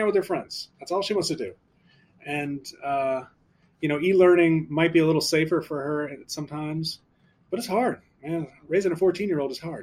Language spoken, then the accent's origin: English; New Orleans, Louisiana, United States; moved away; When I was a kid growing up in New Orleans